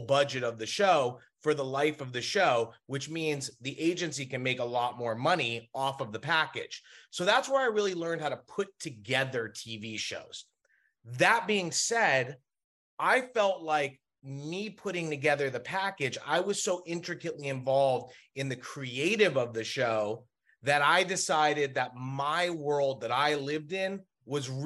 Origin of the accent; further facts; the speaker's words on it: Los Angeles, California, United States; there is a very small community in which we grew up in Los Angeles